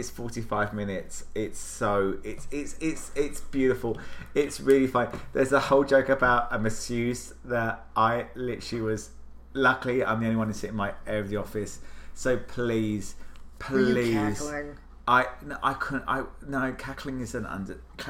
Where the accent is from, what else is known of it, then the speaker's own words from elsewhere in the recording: United Kingdom; now in Washington, D.C., United States; I'm British.